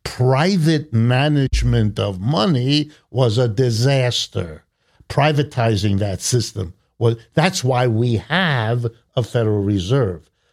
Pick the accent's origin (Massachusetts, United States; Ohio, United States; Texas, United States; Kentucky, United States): Ohio, United States; Youngstown; I've spent most of my life here in the United States. I was born in Youngstown, Ohio